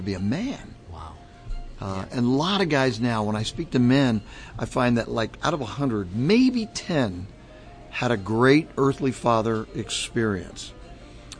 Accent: Southern California, United States; moved away as an adult; also born or lived in Chicago / New England; now in Orlando, United States; born and raised in Southern California.

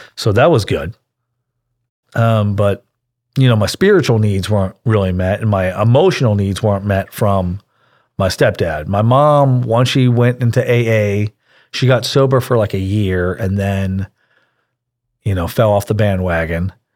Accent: Pittsburgh, Pennsylvania, United States; now in Houston, United States; I grew up in Pittsburgh, Pennsylvania

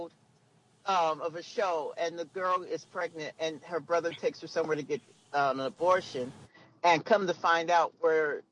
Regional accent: United States; I'm an American

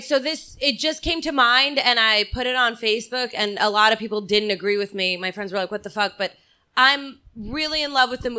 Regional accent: Long Island, New York, United States; moved away; I grew up on Long Island.

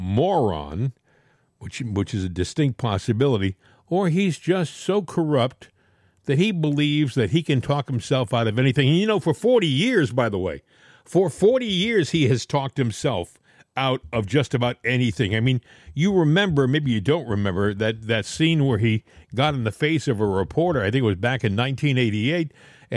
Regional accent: Massachusetts, United States; I was born in Massachusetts

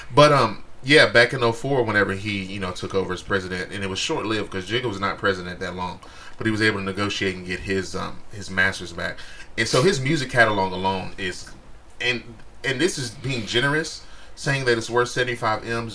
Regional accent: Texas, United States; I'm from Texas

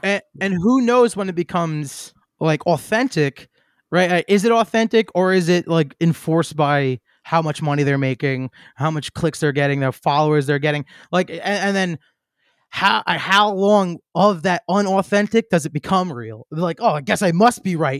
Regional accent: New York City, New York, United States; I'm from Queens. Like, I know that kinda mentality that comes from there.

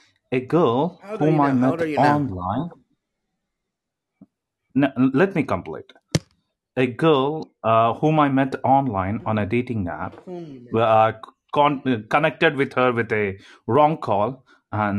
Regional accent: India; I'm an Indian. I'm from India.

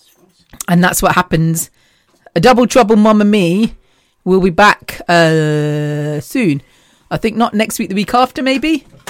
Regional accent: the Midlands, England, United Kingdom; we're from the Midlands, so we're halfway central, central England, I guess.

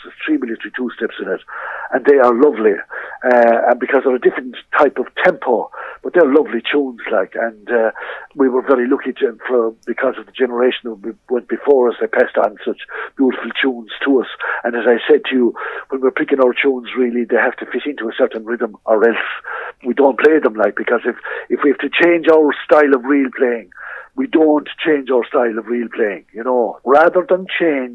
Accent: Kilfenora, Munster, Ireland; now in Clarecastle, Ireland; I'm living in Clarecastle now and love it. But, like, I was born in Kilfenora. I was raised in Kilfenora.

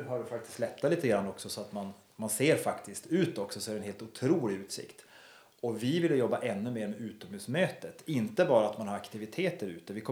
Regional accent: Kalix, Norrbotten County, Sweden; now in Härnösand, Sweden; Men Härnösand, om man då jämför med Kalix, där jag kommer ifrån, så känns ju Kalix som Ryssland i jämförelsevis med här.

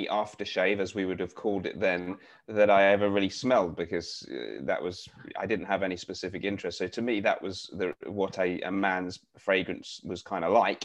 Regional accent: London, United Kingdom; I was born in Barnet in Hertfordshire / London. It's the very northern outskirts of North London.

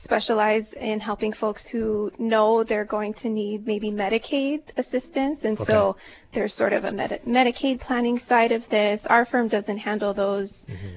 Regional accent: Kailua, Hawaii, United States; I grew up on the Windward side. I went to Kailua High School

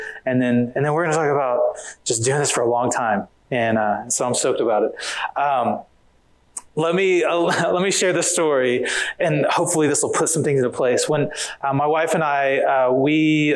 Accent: Oklahoma, United States; moved away as an adult; now in Riverside, United States; I am originally, I grew up in Oklahoma, and I live in Riverside, California

